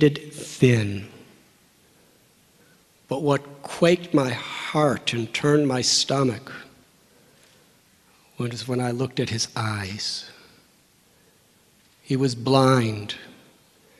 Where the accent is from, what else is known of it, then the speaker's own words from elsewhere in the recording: Northern Illinois, United States; moved away as an adult; I was born and raised in Northern Illinois